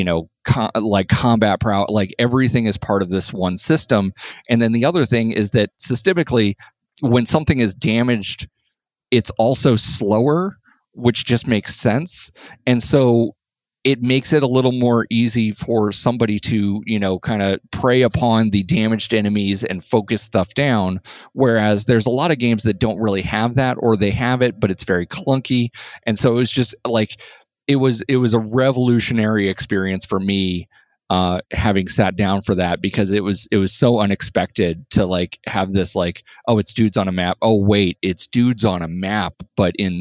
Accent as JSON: {"language": "English", "region": "Florida", "country": "United States", "tie": "born or raised there", "also_born_or_lived": "New York", "moved": "yes", "lives_now": "Indianapolis, United States", "said": "I grew up in Florida, lived in New York."}